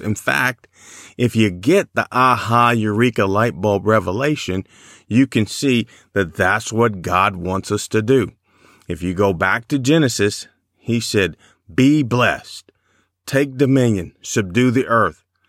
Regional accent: Chicago, Illinois, United States; I grew up in Chicago

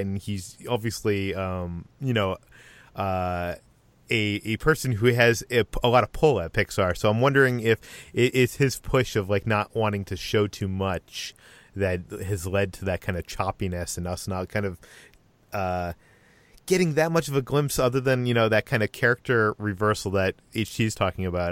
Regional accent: Boston, Massachusetts, United States; accent: Boston; moved away; I'm originally from the Boston area

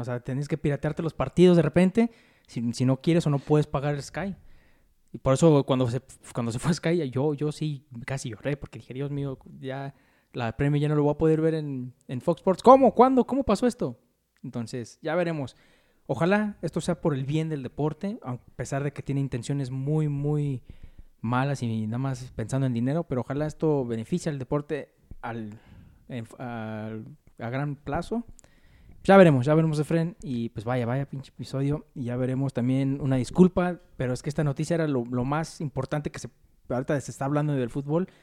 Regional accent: Mexico; como mexicano

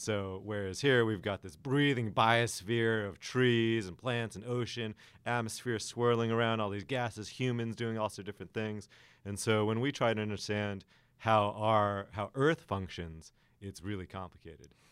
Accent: Los Angeles, California, United States; also born or lived in Alaska; I'm from Los Angeles originally, spent some time in Alaska. And so growing up in L A, we have a lot of droughts

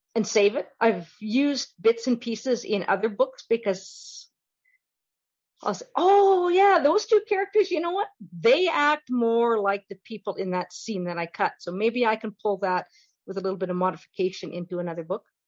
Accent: Fox Creek, Alberta, Canada; I grew up in Fox Creek, which is halfway between Whitecourt and Valley View. 150 miles northwest of Edmonton

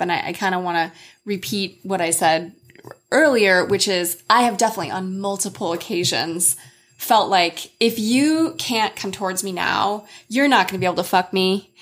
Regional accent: United States; as an American woman who has lived abroad extensively

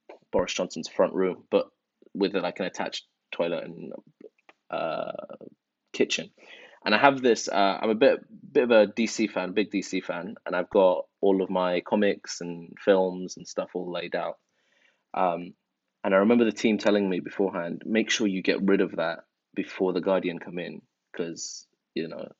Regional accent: London, United Kingdom; English is a second language; also born or lived in Iran; I went to primary school in Northwest London, and then secondary school and college in Northwest London as well. You know, I grew up in a council estate with a single mum

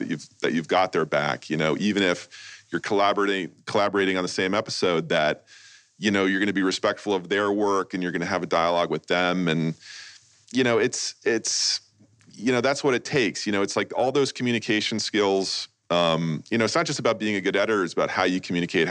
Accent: New York, United States; now in Los Angeles, United States; I grew up in New York

